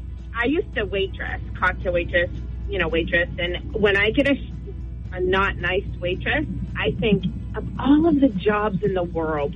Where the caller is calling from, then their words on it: North Berwick, Maine, United States; Good morning, Kira. North Berwick.